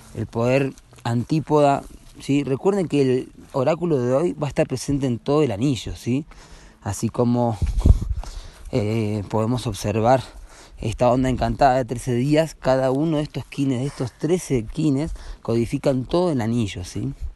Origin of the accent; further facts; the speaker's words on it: Uruguay; now in Urubamba, Peru; venimos de Uruguay y ahora estamos en Urubamba